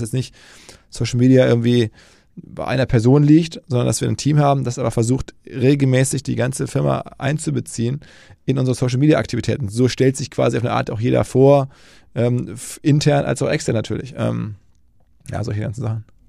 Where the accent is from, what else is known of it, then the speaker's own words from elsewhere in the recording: Essen, North Rhine-Westphalia, Germany; moved away as an adult; also born or lived in New York, United States; ich komme erstmal äh, geografisch aus dem Ruhrgebiet, aus Essen